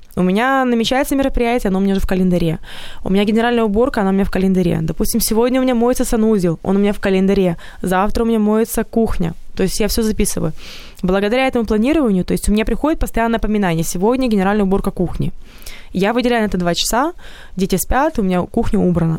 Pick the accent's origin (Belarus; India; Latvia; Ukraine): Ukraine; Odesa, Odesa Oblast; moved away as an adult; now in Kyiv, Ukraine; я вообще из Одессы приехала сюда